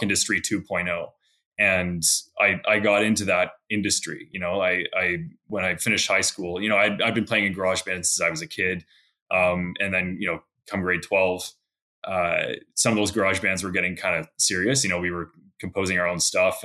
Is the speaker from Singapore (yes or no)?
no; Victoria, British Columbia, Canada; now in Alberta, Canada; I grew up in Victoria, British Columbia, which is actually the capital of BC.